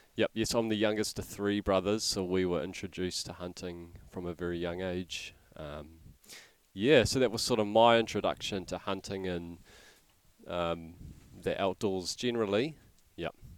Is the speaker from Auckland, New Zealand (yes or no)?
no; Hamilton, Waikato, New Zealand; Yes, I grew up in Hamilton.